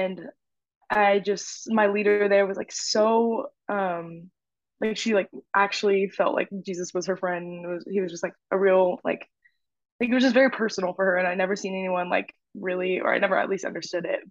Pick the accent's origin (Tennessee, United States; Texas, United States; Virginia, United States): Texas, United States; Houston; moved away as an adult; also born or lived in Oklahoma; I'm from Houston, went to middle school, high school with Lauren.